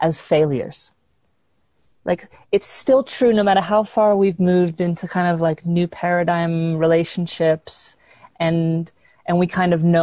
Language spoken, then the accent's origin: English; London, United Kingdom; I grew up in London, England